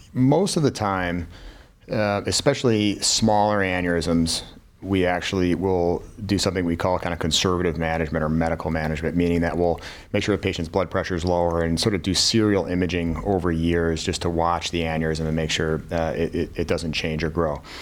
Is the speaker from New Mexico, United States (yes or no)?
no; Buffalo, New York, United States; moved away as an adult; now in Cleveland, United States; I'm from Buffalo, New York originally